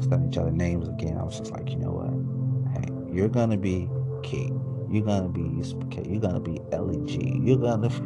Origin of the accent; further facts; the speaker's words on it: Chicago, Illinois, United States; I'm from Chicago